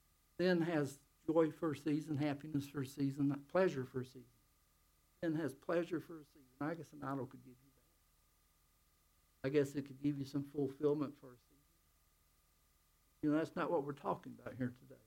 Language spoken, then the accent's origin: English; United States; I'm American